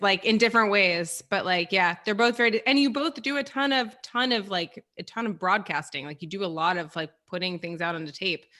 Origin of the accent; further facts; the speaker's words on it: Rochester, New York, United States; I grew up in Rochester, New York